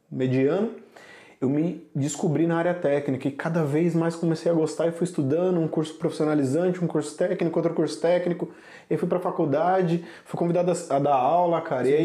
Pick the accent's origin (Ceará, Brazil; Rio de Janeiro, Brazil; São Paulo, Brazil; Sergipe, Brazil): São Paulo, Brazil; Sou de São Paulo. Da hora. São Paulo capital mesmo.